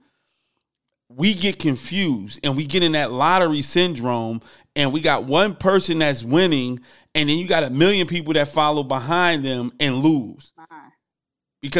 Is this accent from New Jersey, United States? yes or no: yes; Newark, New Jersey, United States; moved away; I'm from Newark, New Jersey originally. We yell, we big, you know, we right outside New York.